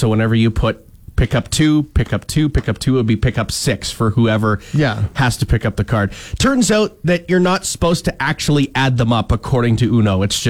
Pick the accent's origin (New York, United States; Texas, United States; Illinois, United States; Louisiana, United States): Texas, United States; Waka; Yeah, we had one location in my hometown, Waka. I do believe it was the small town bar in Waka.